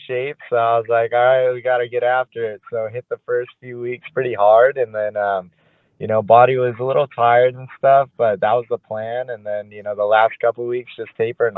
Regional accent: Southern California, United States; born and raised in Southern California

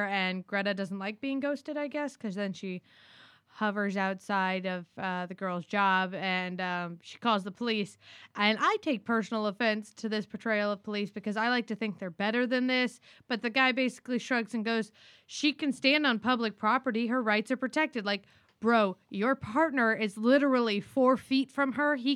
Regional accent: Orlando, Florida, United States; We're from Orlando

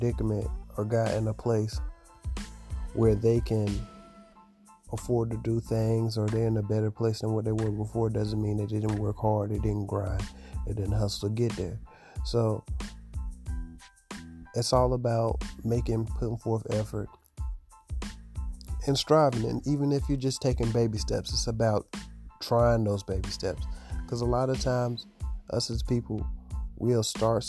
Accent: Augusta, Georgia, United States; I'm from Augusta, Georgia

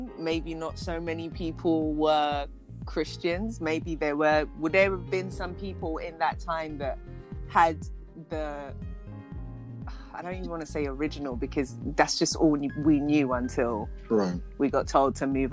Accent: United Kingdom; also born or lived in Nigeria; my parents came to the UK when I was three

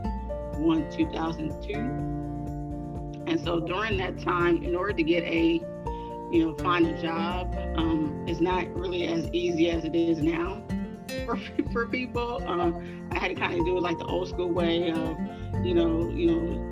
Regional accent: Inglewood, California, United States; I'm born and raised in Inglewood, California

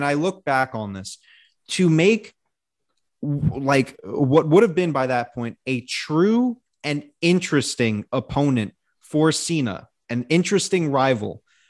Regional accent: Winnipeg, Manitoba, Canada; Yeah, that was a go back to Toronto. I'm from Winnipeg, you idiot.

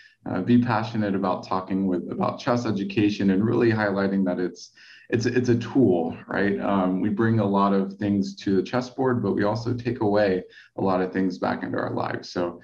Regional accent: Texas, United States; also born or lived in Spain; I grew up in Texas, a little bit in Spain as well, a little back and forth, but that's where I spent most of my time and where I actually learned how to play chess.

